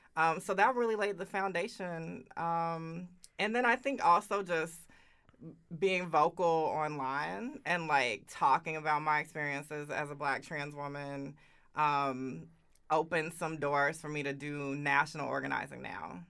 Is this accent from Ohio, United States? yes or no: no; Augusta, Georgia, United States; moved away as an adult; now in Oakland, United States; I grew up in Augusta, Georgia.